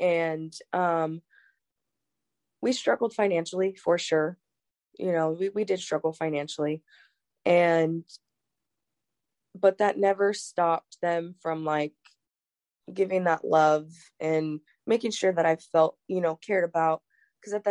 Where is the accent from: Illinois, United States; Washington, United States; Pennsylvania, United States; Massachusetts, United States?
Washington, United States; also born or lived in San Bernardino, California; we moved up here to Washington.